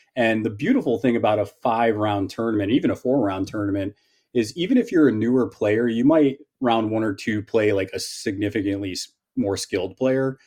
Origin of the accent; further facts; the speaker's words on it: Northeast, United States; I'm from the Northeast